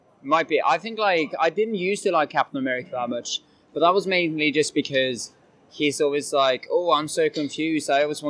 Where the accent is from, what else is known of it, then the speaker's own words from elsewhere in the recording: Bergen, Vestland, Norway; moved away as an adult; also born or lived in near Oslo, Norway; now in London, United Kingdom; I'm from a place called Bergen in Norway, which is, I think it's the most rainy place in Europe.